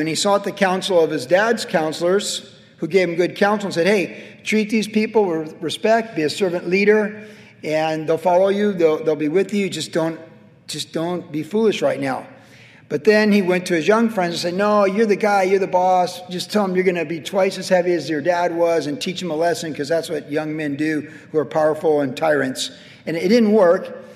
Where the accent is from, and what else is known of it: United States